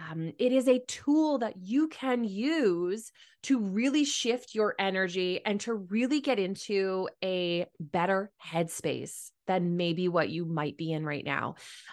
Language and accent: English; Mitchell, Ontario, Canada; And I grew up in Mitchell, Ontario, and we actually had streams that like went through some of our properties along our house, a part of the Thames River.